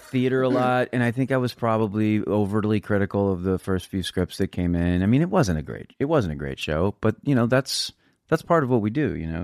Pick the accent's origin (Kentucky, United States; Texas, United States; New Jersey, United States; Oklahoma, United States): Texas, United States; San Antonio; I'm from Texas.